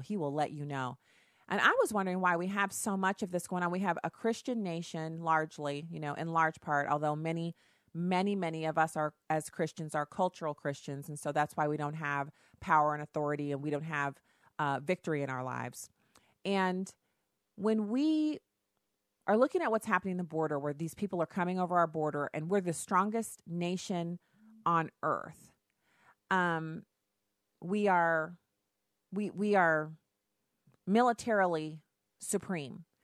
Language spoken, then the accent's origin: English; Texas, United States; I was born in Texas.